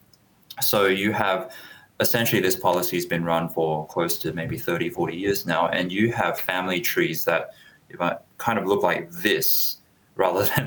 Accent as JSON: {"language": "English", "country": "Australia", "said": "I'm speaking from the Australian perspective."}